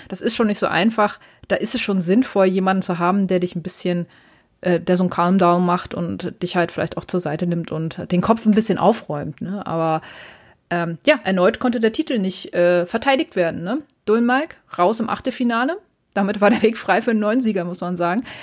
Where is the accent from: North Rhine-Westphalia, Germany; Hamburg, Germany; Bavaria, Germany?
Hamburg, Germany; Ich als Hamburgerin